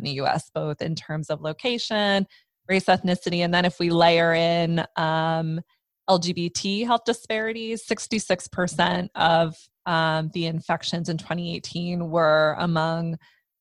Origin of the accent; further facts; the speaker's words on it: Pennsylvania, United States; I grew up in Pennsylvania